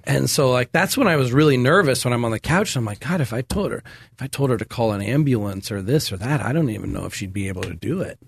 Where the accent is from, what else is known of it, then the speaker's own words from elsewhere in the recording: Sacramento, California, United States; moved away as an adult; now in Thailand; I grew up in America here in Sacramento and Folsom